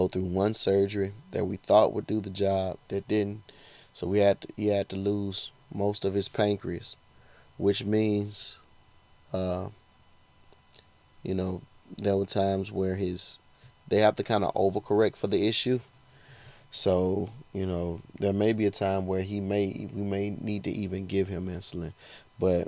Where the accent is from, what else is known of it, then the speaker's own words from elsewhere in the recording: Georgia, United States; my home state of Georgia